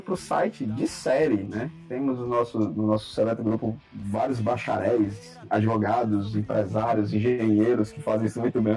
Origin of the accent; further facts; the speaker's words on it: Brazil; a gente é brasileiro na política